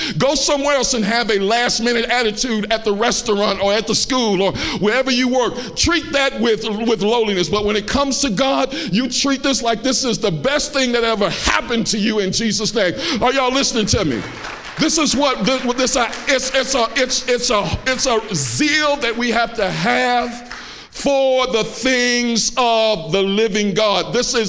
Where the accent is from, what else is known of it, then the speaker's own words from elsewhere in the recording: Chicago, Illinois, United States; I'm from Chicago. I know how to fight.